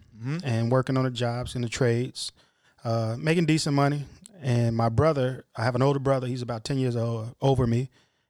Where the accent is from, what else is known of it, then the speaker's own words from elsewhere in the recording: Chicago, Illinois, United States; also born or lived in Dolton; Originally from the south side of Chicago. Grew up 79th and Honoree. I think I was about fourth grade, moved out to the suburbs, south suburbs, Dalton. Moved back to the city when I took the job in 2009.